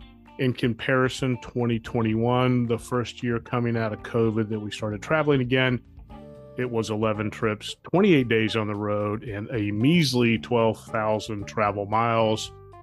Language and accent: English; Dallas, Texas, United States; born there; I was born in Dallas, Texas, and have lived there twice